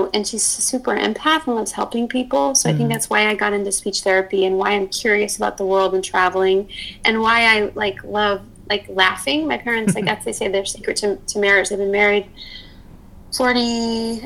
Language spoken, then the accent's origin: English; Illinois, United States; now in Los Angeles, United States; I'm from Illinois, from a small town of like 5,000